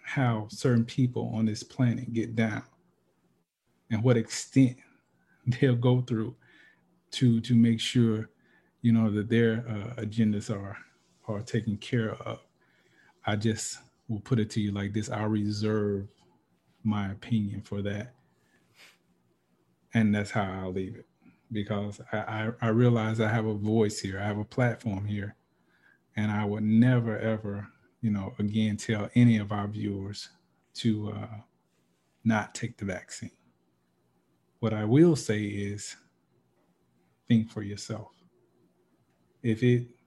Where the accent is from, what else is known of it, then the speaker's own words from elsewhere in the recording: Alabama, United States; I'm from Alabama